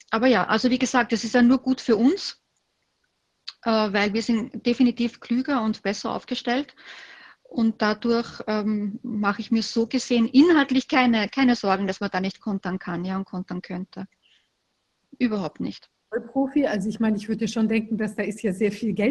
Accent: Austria; Und bei uns in Österreich, äh, wo wir ein wahnsinnig hohes Sicherheitsbedürfnis haben.

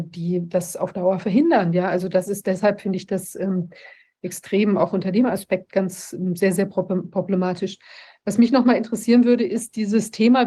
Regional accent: Mecklenburg-Vorpommern, Germany; bei uns in Mecklenburg

